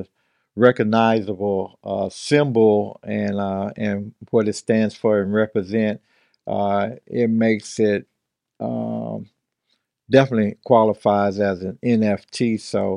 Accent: Mississippi, United States; now in Long Beach, United States; being born and raised in Mississippi and growing up in that type of environment and coming out here

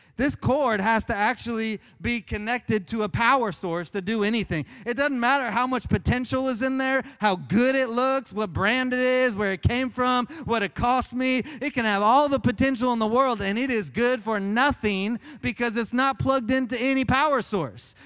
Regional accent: Oklahoma, United States; I grew up in Oklahoma

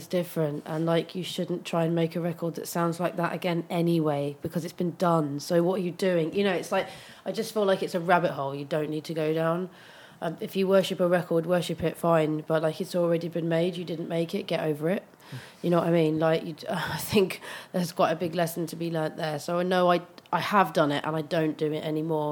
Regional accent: London, United Kingdom; growing up in Brixton

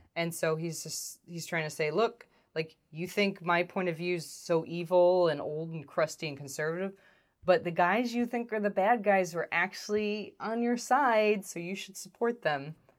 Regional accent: United States; as American people

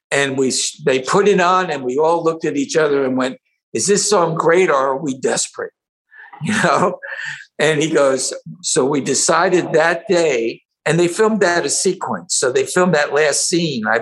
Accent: New Brunswick, New Jersey, United States; also born or lived in Middletown, New Jersey / Iowa; I grew up in New Brunswick, New Jersey

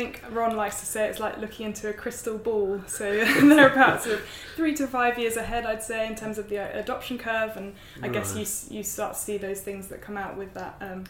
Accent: United Kingdom; moved away as an adult; now in New Zealand; I'm from the UK.

